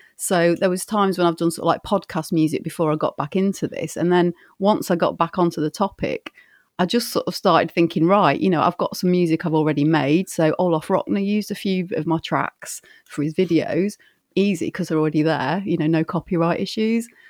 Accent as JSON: {"language": "English", "town": "Grimsby", "region": "Yorkshire and the Humber", "country": "United Kingdom", "tie": "born or raised there", "said": "one had popped up in Grimsby, which is, like, seven miles north of where I am. That's, like, my hometown"}